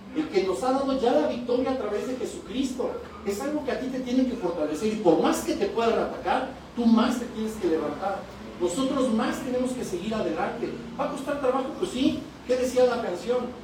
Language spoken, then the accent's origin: Spanish; Toluca, State of Mexico, Mexico; de México